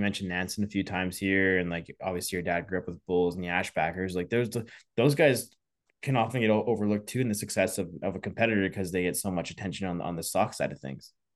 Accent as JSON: {"language": "English", "region": "Saskatchewan", "country": "Canada", "tie": "born or raised there", "also_born_or_lived": "Alberta", "moved": "yes", "said": "I grew up in Saskatchewan"}